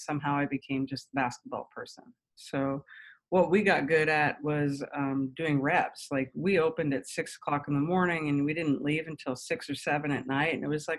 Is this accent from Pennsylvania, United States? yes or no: yes; Huntingdon, Pennsylvania, United States; In Huntingdon, Pennsylvania. So